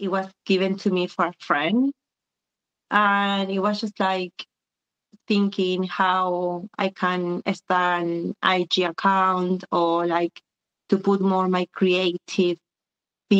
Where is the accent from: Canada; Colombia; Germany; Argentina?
Argentina; Buenos Aires; moved away as an adult; now in London, United Kingdom; I was born and raised in Argentina until I was 22, and then I was displaced once again like my parents. I've been living in London, UK for the last 20 years